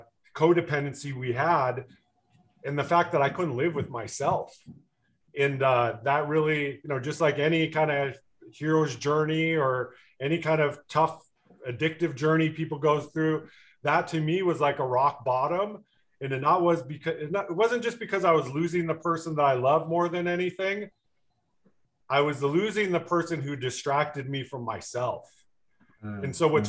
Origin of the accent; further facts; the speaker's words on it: Richmond, Michigan, United States; moved away; also born or lived in California; I was born in Richmond, Michigan, which is a little bit north of Detroit